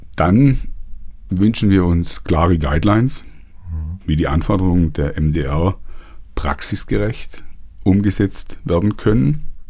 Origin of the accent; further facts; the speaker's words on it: Germany; hier bei uns in Deutschland